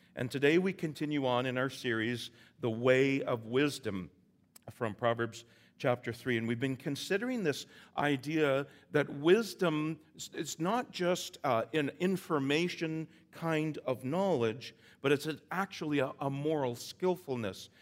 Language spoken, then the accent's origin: English; Vancouver Island, British Columbia, Canada; I'm from the island. I'm from Vancouver Island.